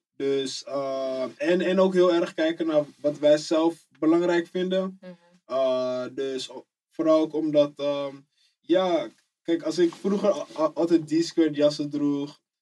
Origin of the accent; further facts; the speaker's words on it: Amsterdam, North Holland, Netherlands; Ik kom uit Amsterdam Oost, Eastside, buurt.